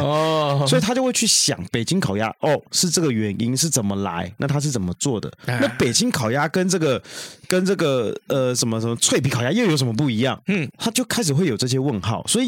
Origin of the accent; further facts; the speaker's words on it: Taiwan; 我们台湾人并不见得吃的习惯。